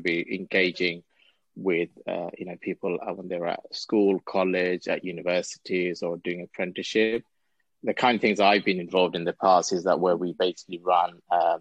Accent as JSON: {"language": "English", "region": "London", "country": "United Kingdom", "tie": "born or raised there", "said": "growing up in London, in Tower Hamlets, where you're literally on bordering the city"}